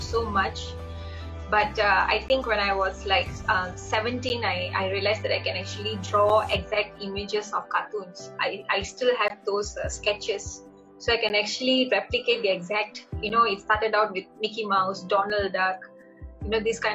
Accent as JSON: {"language": "English", "town": "Ipoh", "region": "Perak", "country": "Malaysia", "tie": "born or raised there", "moved": "as an adult", "lives_now": "Kuala Lumpur, Malaysia", "said": "my hometown is known as Ipoh, and I work in a place known as Kuala Lumpur"}